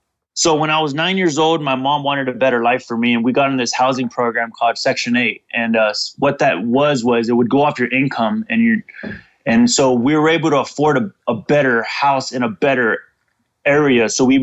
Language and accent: English; Fresno, California, United States; I grew up in Fresno, California, and that's in Central Valley. It's between San Francisco and LA, population of about 500,000 people.